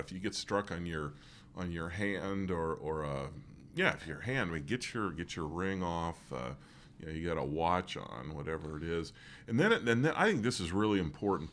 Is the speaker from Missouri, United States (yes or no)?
no; Morris, Pennsylvania, United States; moved away; where we used to live, uh, growing up near Morris, Pennsylvania